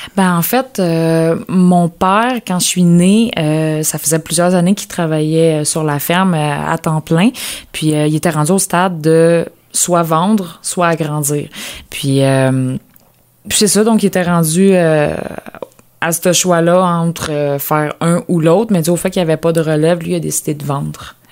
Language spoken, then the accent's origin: French; Lanaudière, Quebec, Canada; moved away; also born or lived in Bas-Saint-Laurent; dans ma région natale, dans la Nadière